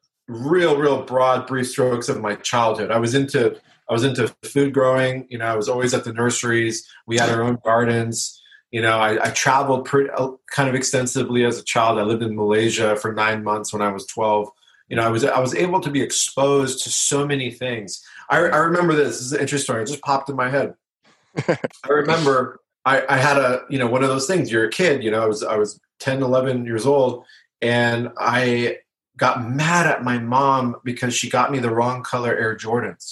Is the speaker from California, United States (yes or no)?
yes; La Jolla, California, United States; I grew up in La Jolla. I went to La Jolla High School.